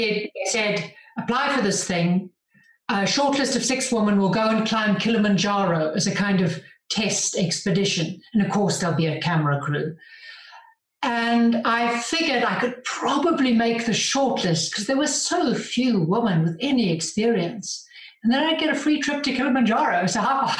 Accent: Johannesburg, Gauteng, South Africa; moved away as an adult; now in Andorra; I grew up in Johannesburg in South Africa, big city, huge grass plain, not a mountain in sight

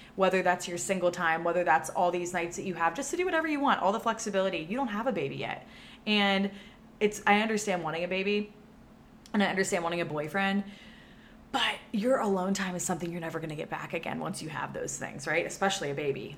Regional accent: Pennsylvania, United States; moved away as an adult; now in Austin, United States; my home state where I grew up in Pennsylvania

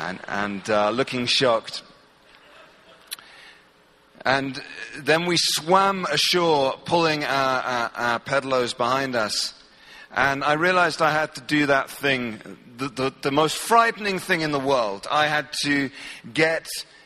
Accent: England, United Kingdom; I'm from England

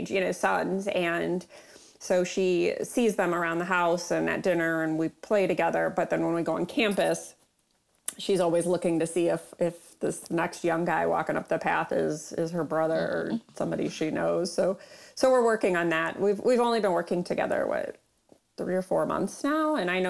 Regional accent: Troy, Michigan, United States; moved away as an adult; now in Grand Rapids, United States; I actually went to high school in Troy

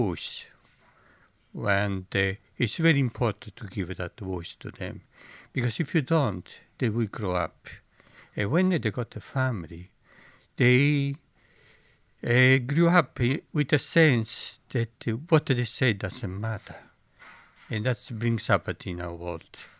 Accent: Italy; moved away; I remember growing up in Italy, and when I went to secondary school

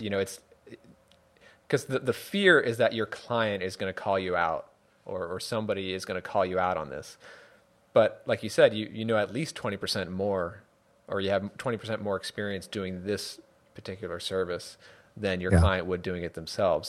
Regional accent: New York, United States; now in Connecticut, United States; I live in Connecticut now, and and I grew up in New York

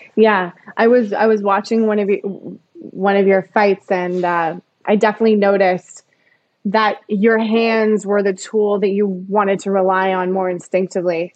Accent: Calgary, Alberta, Canada; I grew up in Calgary, actually.

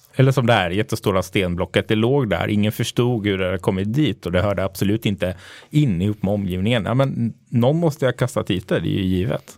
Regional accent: Linköping, Östergötland, Sweden; Jag är uppväxt i, i Linköping

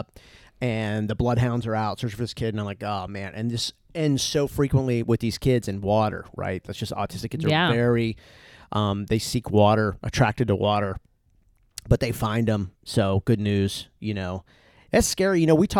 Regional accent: East Coast, United States; I was from the East Coast. So I'm from, you know, seafood, a lot of seafood.

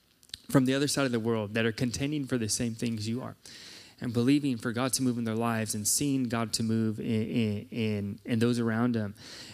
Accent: Chula Vista, California, United States; now in South Africa; It's been so fun being back in San Diego. This is my hometown. I just grew up a few miles south of here in Chula Vista.

